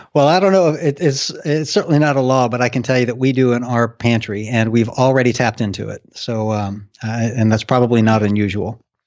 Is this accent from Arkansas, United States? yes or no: yes; Arkansas, United States; now in Cincinnati, United States; the state of Arkansas, I am